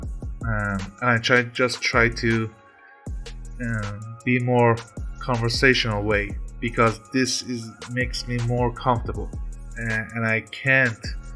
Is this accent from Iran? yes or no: yes; Iran; I'm from Iran